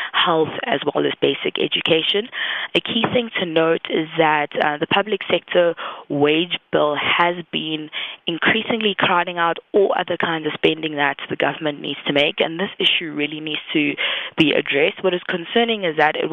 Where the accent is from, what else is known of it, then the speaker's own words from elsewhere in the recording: South Africa; me as a South African and just an everyday person